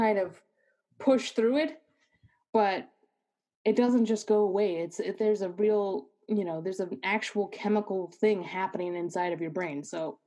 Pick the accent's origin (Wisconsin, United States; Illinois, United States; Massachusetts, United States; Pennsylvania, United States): Massachusetts, United States; Milford; now in Germany; I'm from like this little town called Milford. It's like 40 minutes away, maybe 30 minutes from Boston